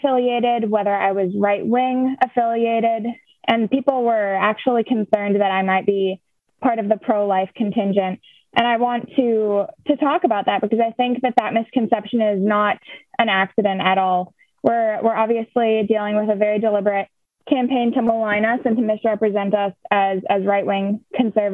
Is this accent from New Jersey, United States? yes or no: no; La Crosse, Wisconsin, United States; I'm from the La Crosse area of Wisconsin